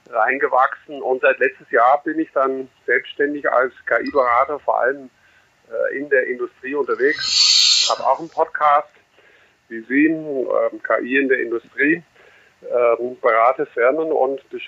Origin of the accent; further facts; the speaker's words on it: Netherlands; German is a second language; now in Germany; Ich bin äh, Holländer, der in Deutschland wohnt seit langer Zeit, jetzt hier in der Nähe von München.